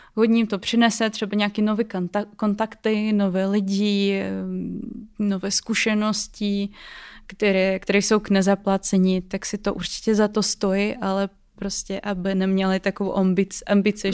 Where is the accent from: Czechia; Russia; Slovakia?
Russia; Czech is a second language; moved away as an adult; now in Czech Republic; teď jsem v Česku a pocházím eh, z Ruska